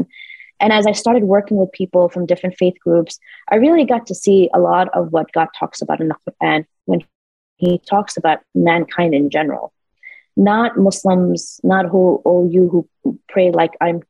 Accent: New York City, New York, United States; We were immigrants here in the United States. Growing up in New York City, I didn't have a mother

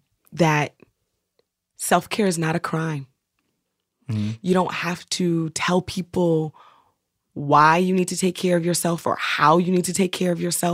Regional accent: Oakland, California, United States; But I'm so Oakland, like for real.

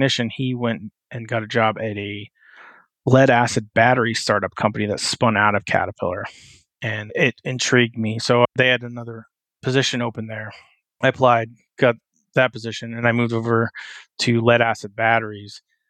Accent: West Coast, United States; also born or lived in New Jersey / Wyoming; now in Pittsburgh, United States; So I grew up on the West Coast

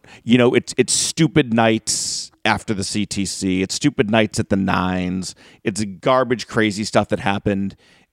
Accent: North Reading, Massachusetts, United States; I grew up in North Reading, like one or two towns over from Killer Kowalski's school.

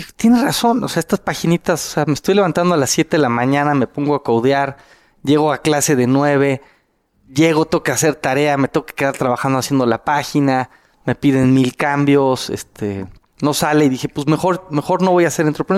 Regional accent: Mexico; yo era el único mexicano

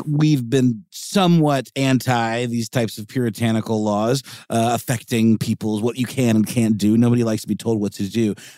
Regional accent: United States; we're from America

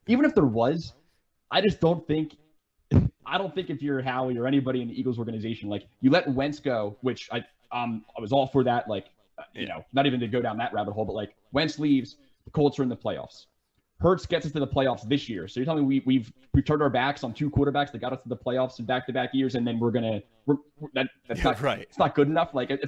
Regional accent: Ireland; I'm Irish, and you know, Kilkenny is like a town in Ireland.

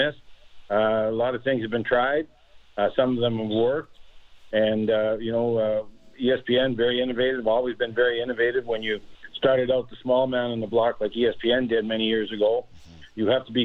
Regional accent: Saskatchewan, Canada; I'm from Saskatchewan. No one's more Canadian than me.

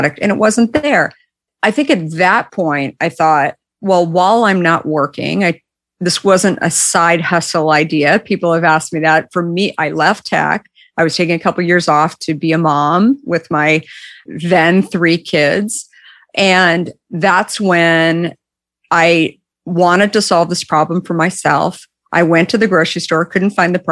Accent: Arizona, United States; also born or lived in Minneapolis; I grew up in Arizona

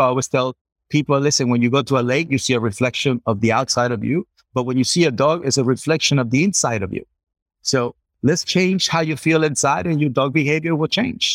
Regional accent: Culiacán, Sinaloa, Mexico; I'm from Culiacán, Sinaloa, Mexico

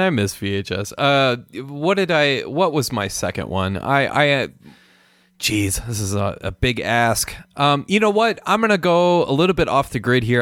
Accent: Minnesota, United States; moved away; also born or lived in New Mexico; I'm from the Midwest

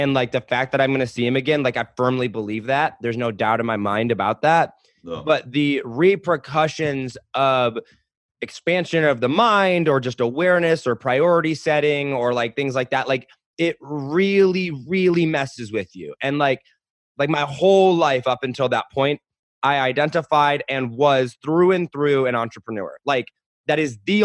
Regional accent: United States; I grew up in America as a white male

